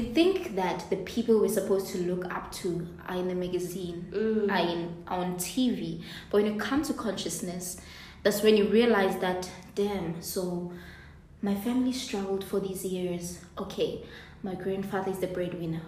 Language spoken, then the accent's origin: English; Soweto, Gauteng, South Africa; moved away as an adult; now in Cape Town, South Africa; So I'm from Soweto, the part of Soweto called Mufulo Village